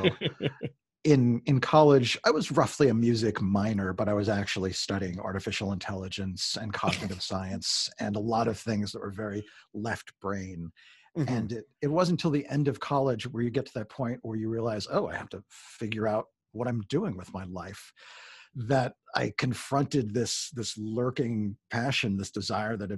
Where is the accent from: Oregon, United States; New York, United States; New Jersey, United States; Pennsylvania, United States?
New York, United States; Long Island; I grew up in Long Island and we were spitting distance from New York City